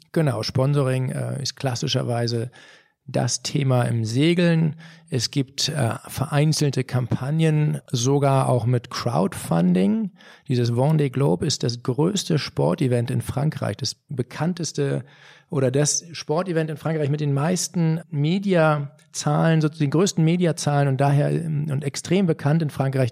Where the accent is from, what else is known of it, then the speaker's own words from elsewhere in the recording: Germany; als Deutsche